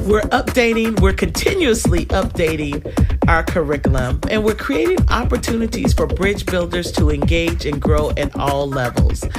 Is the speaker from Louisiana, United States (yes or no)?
no; North Carolina, United States; moved away; also born or lived in Texas; I grew up in North Carolina